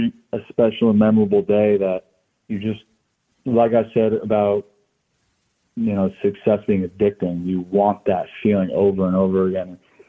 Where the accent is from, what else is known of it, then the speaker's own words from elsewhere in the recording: Florida, United States; I mean, I grew up down here in Florida, but have a lot of strong, all my family is from New Jersey, right outside of the city.